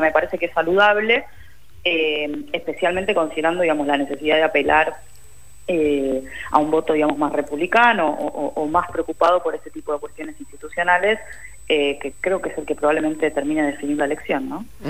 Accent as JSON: {"language": "Spanish", "country": "Argentina"}